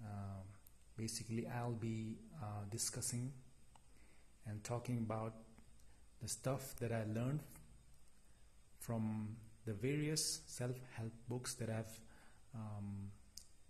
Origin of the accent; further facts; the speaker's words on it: India; I'm from India